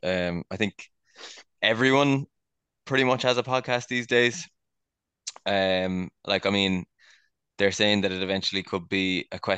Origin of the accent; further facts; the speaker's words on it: Cork, Munster, Ireland; We're all from Cork